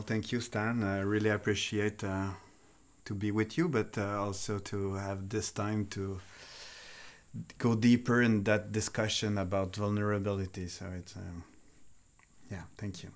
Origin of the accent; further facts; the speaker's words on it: Montreal, Quebec, Canada; first language French; English is a second language; I'm from Montreal, so I'm a French-speaking Canadian